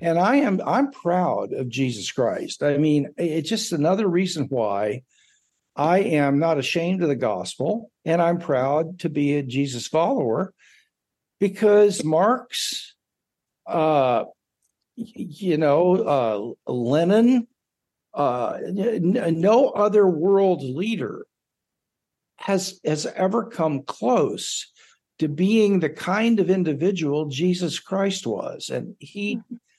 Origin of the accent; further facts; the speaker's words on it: United States; as an American